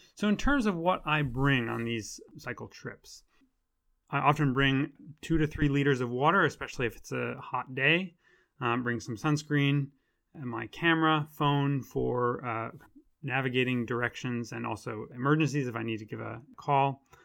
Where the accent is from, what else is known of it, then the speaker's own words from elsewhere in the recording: United States; accent: American; moved away as an adult; now in Oxford, United Kingdom; as you can probably tell from my accent, I'm an American transplant, and I've been living in Oxford for the past three years